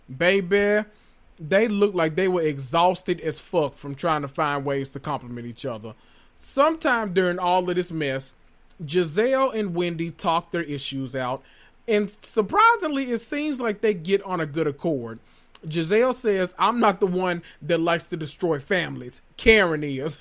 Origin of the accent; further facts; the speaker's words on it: Memphis, Tennessee, United States; I'm from Memphis, the land of murder, violence, …, and barbecue